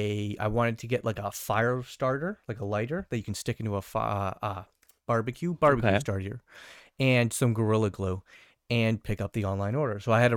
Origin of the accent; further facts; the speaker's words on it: Canada; I do love Canadian Tire as Canadian.